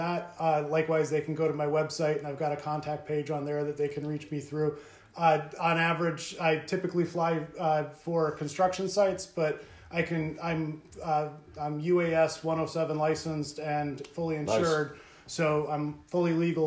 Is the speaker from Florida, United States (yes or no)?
no; Cromwell, Connecticut, United States; as a child growing up in Cromwell, it always felt very much connected and communal